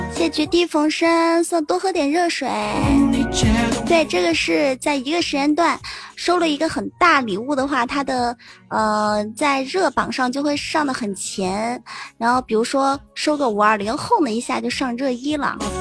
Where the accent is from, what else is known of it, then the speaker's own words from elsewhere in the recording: Fujian, China; 我是福建的，对。啊，嗯，对，对，对，我是福建的。我的，我的闽南语是不是特别，特别地标准？其实有时候我也觉得我的闽南语实在是太标准了